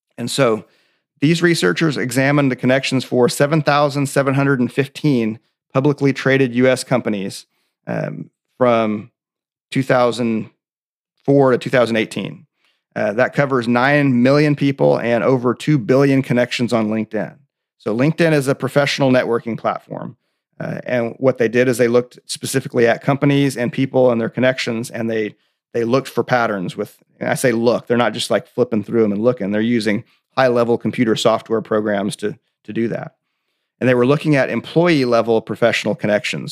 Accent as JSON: {"language": "English", "region": "Oklahoma", "country": "United States", "tie": "born or raised there", "said": "I'm from Oklahoma"}